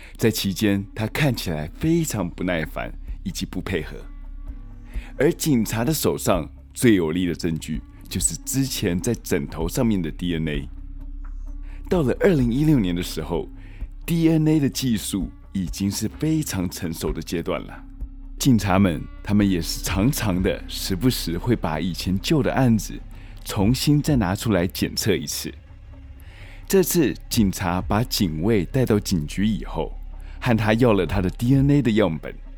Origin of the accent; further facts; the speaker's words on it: Taiwan; moved away; also born or lived in United States; 其实我小时候在台湾